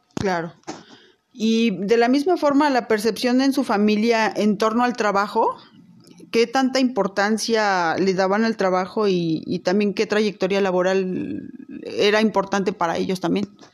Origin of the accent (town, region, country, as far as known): Teziutlán, Puebla, Mexico; born or raised there; moved away as an adult; now in Puebla, Mexico